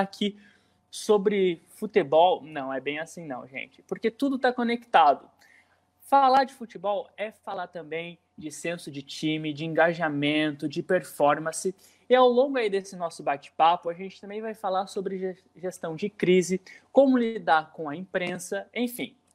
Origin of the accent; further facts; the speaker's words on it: Ponta Grossa, Paraná, Brazil; da cidade onde eu nasci, da onde eu cresci, da onde eu vivi, que é Ponta Grossa